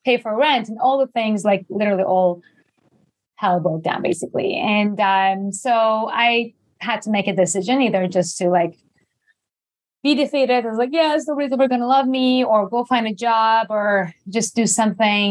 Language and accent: English; Iran; English is a second language; moved away as an adult; also born or lived in Japan / New York; I born and raised in Iran. I was there until I was 18, went to Japan.